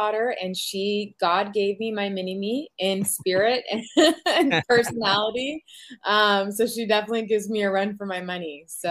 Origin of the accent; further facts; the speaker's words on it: Chula Vista, California, United States; also born or lived in Carlsbad, California / Riverside County, California; So born and raised in California, a mostly Chula Vista, Bonita area. I came into North County when I was like middle school age.